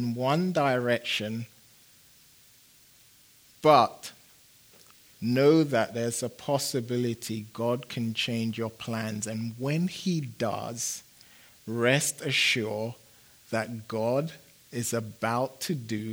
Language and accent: English; London, United Kingdom; moved away as an adult; also born or lived in Phoenix; now in United States; growing up in London